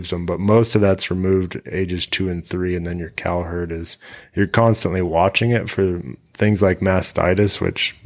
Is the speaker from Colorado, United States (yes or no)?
yes; Colorado ranch, United States; I kind of grew up in two worlds, which mm-hmm. is I lived out here and this was my life, but I also lived in town